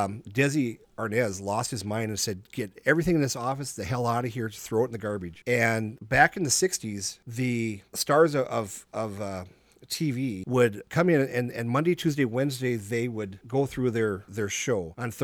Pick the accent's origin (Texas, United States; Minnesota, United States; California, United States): Minnesota, United States; I said, no, I'm from Minnesota.